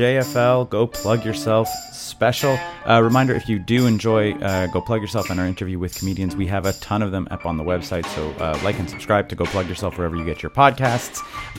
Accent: Canada; we're Canadian.

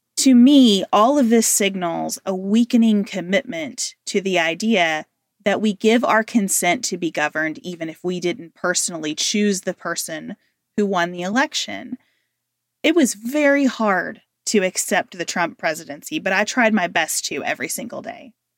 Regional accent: United States; being an American right now

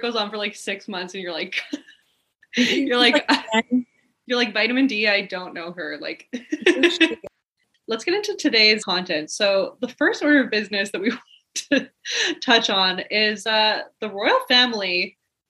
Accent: Montreal, Quebec, Canada; I'm from Montreal. I've never lived anywhere else.

